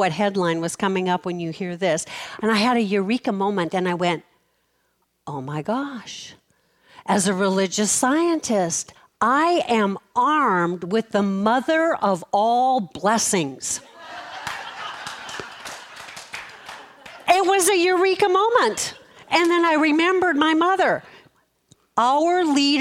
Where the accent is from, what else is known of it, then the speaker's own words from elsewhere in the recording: Fargo, North Dakota, United States; I was born in Fargo, North Dakota